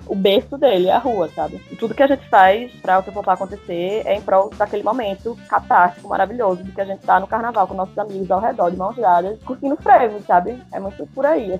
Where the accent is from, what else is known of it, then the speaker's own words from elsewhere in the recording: Olinda, Pernambuco, Brazil; eu sempre nasci e morei em Olinda